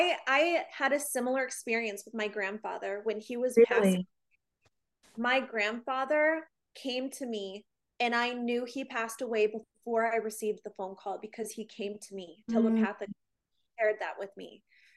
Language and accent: English; Illinois, United States; born there; So I was actually born in Illinois, and okay.